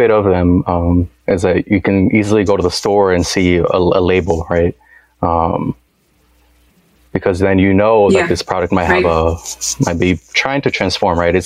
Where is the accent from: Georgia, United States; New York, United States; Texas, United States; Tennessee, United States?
Texas, United States; Dallas; moved away as an adult; also born or lived in Washington, District of Columbia, United States; I'm back here in my hometown in Dallas